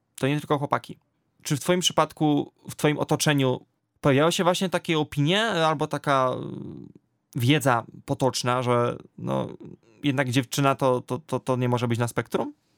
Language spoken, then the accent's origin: Polish; near Częstochowa, Silesian Voivodeship, Poland; bo w województwie śląskim, bo pochodzę z okolic Częstochowy